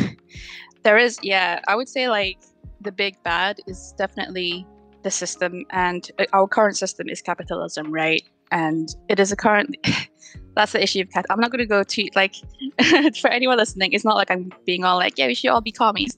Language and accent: English; Petaling Jaya, Selangor, Malaysia; moved away as an adult; now in London, United Kingdom; I am a UI UX designer based in London, UK. But I'm from Petaling Jaya, Malaysia, where I studied digital animation in the One Academy